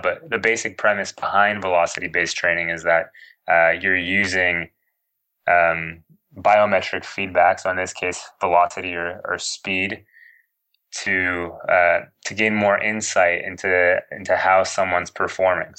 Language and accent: English; Toronto, Ontario, Canada; also born or lived in Edinburgh, United Kingdom; in my hometown, in Toronto